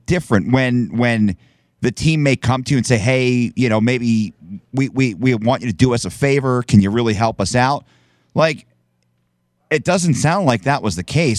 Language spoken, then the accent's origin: English; New Jersey, United States; having been born and bred in New Jersey